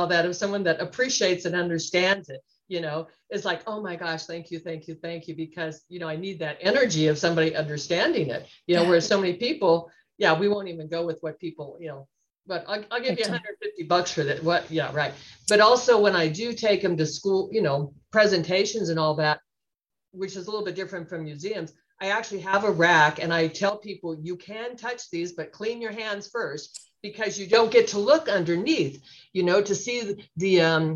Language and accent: English; Reno, Nevada, United States; also born or lived in California; I was born in California. My family moved to Reno when I was three.